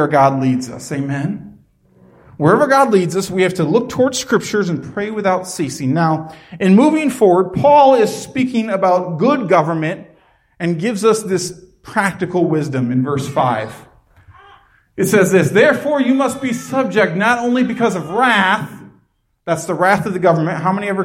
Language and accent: English; United States; Before we are American, we are called Christian